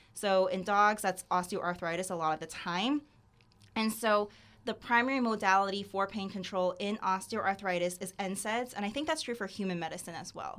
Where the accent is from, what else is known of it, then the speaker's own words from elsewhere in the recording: Sarasota, Florida, United States; also born or lived in Gainesville, Florida; I'm from Sarasota, Florida.